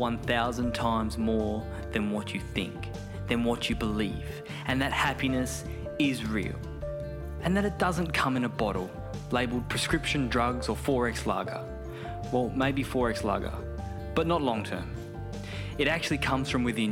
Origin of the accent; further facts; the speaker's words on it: Perth, Western Australia, Australia; now in Bali, Indonesia; I'm from Perth originally